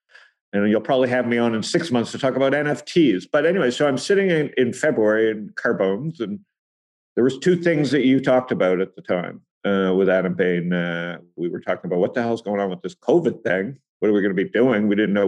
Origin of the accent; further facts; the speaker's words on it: Toronto, Ontario, Canada; So I think, you know, growing up in Toronto with the mining in Saskatchewan